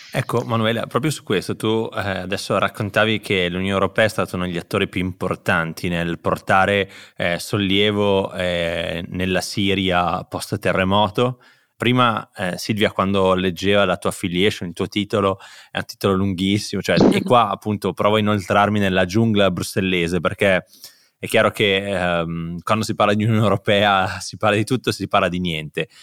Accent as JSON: {"language": "Italian", "town": "Bergamo", "region": "Lombardy", "country": "Italy", "said": "io, io, sono bergamasco"}